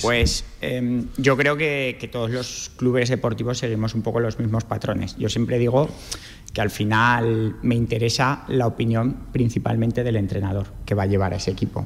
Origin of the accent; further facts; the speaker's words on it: Cariñena, Aragon, Spain; soy de Cariñena